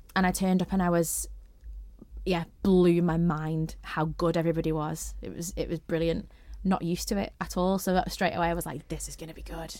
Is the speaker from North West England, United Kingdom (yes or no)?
yes; St Helens, North West England, United Kingdom; now in Isle of Man; I'm from Saint Helens